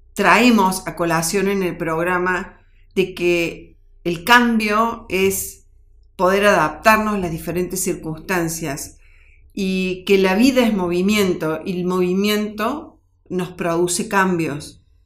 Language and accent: Spanish; Argentina; en nuestro país, en nuestra Argentina, que cada uno como argentino